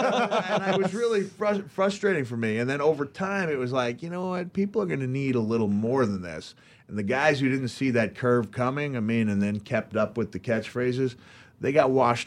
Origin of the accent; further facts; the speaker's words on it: Memphis, Tennessee, United States; And growing up in Memphis, like you said, you would look at it, and how did you term it?